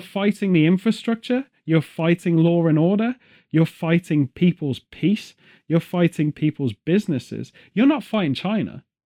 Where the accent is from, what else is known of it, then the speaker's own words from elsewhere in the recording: United Kingdom; as a British person